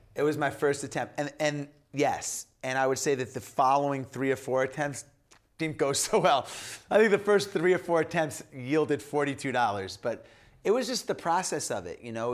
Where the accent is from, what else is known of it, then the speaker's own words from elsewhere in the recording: Long Island, New York, United States; I grew up in New York, in New York and Long Island